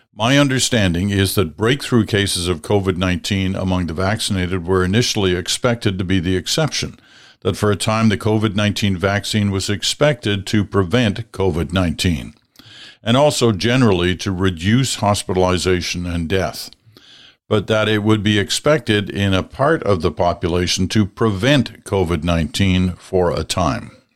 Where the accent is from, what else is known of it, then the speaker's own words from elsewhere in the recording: Nova Scotia, Canada; moved away; I'm originally from Nova Scotia